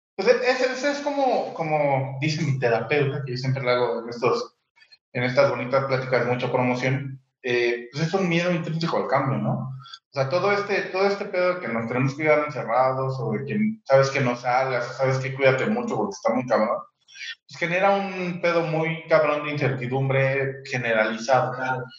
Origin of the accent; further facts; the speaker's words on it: Mexico; porque también somos mexicanos